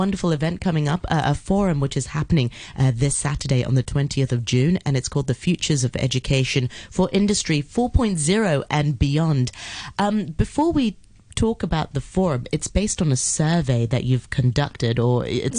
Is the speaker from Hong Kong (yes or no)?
yes; Hong Kong; growing up in Hong Kong, where, I mean, Hong Kong is an international city, but at the same time, we're also limited in terms of exposure to many different cultures.